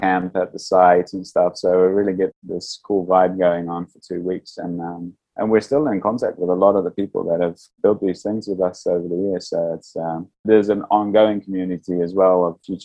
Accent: New Zealand; moved away as an adult; also born or lived in Amsterdam, Netherlands; because I grew up in New Zealand before moving to Amsterdam

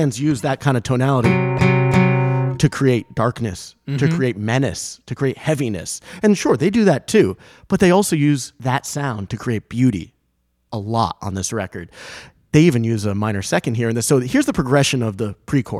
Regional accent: Rhode Island, United States; I grew up in Rhode Island

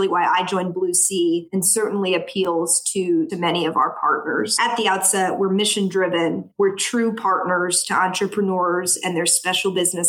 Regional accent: the South, United States; Growing up in the South, very far from Wall Street

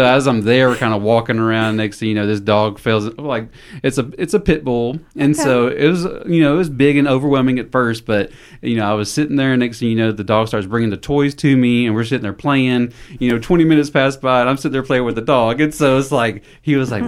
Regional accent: Thomasville, Georgia, United States; moved away as an adult; now in Newnan, United States; born and raised in Thomasville, Georgia

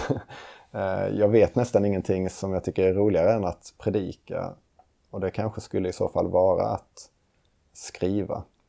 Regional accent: Lund, Skåne, Sweden; moved away as an adult; now in Uppsala, Sweden; Och jag kommer från Lund Skåne. Och eh, flyttade hit till Uppsala för att läsa teologi på Johannelund.

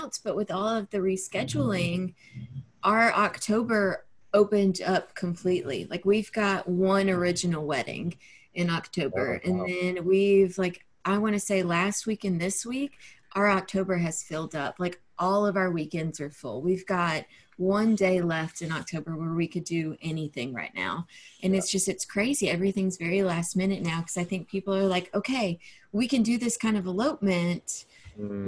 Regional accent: Georgia, United States; now in Asheville, United States; I'm from Georgia

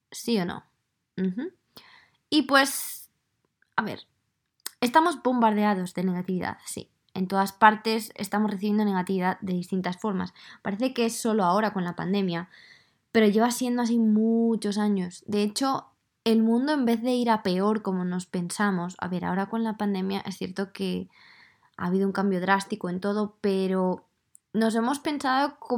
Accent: Madrid, Community of Madrid, Spain; accent: Madrid; Entonces yo creo que mi acento ya no es de Madrid

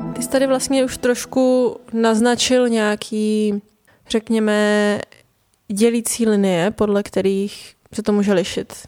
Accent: Prague, Czechia; also born or lived in north of England; jsem se přestěhovala z hlavního města do nějakého jako náhodného městečka v Anglii

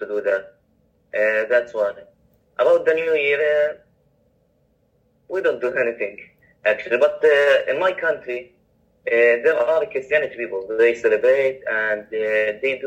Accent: Palestine; I'm from Palestine

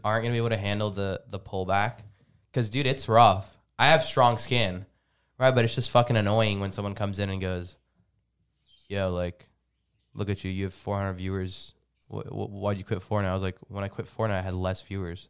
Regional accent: Lebanon; moved away; I'm from Lebanon.

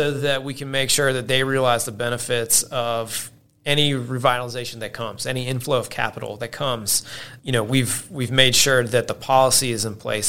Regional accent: Hoover, Alabama, United States; So yeah, I'm from Birmingham. Yep. Grew up in Hoover.

